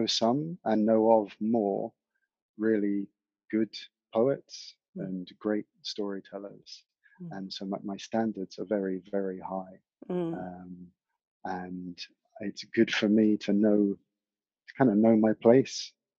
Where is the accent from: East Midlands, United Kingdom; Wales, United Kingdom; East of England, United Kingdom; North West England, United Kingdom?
East of England, United Kingdom; East Anglia; also born or lived in Scotland; now in South Devon, United Kingdom; I was brought up in East Anglia, rural East Anglia in the UK